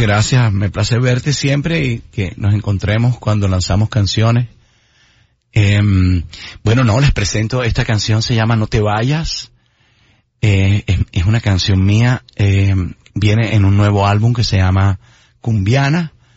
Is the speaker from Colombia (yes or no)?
yes; Santa Marta, Magdalena, Colombia; moved away; volver a mi casa, volver a mi tierra